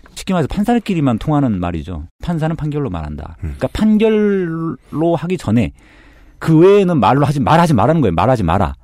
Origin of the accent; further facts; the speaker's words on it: Mokpo, South Jeolla, South Korea; moved away; 제가 목포에서 태어나서 고등학교까지 졸업을 했거든요.